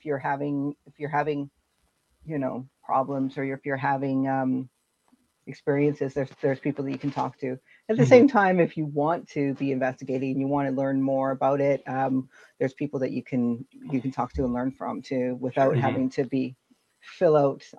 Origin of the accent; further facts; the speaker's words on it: Vancouver, British Columbia, Canada; also born or lived in Winnipeg, Canada; I'm originally from Winnipeg, but Winnipeg. I pretty much grew up here in Vancouver.